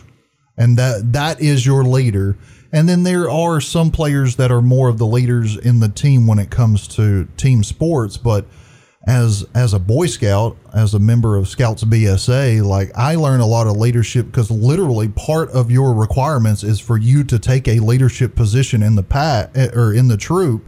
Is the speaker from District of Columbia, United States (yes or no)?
no; Trenton, Georgia, United States; Born and raised in Trenton